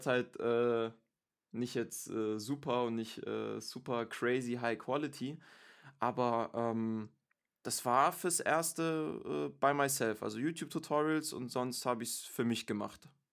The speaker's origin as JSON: {"language": "German", "town": "Stuttgart", "region": "Baden-Württemberg", "country": "Germany", "moved": "yes", "lives_now": "Munich, Germany", "said": "Ich bin ursprünglich Stuttgarter, aber bin zurzeit wohnhaft in München"}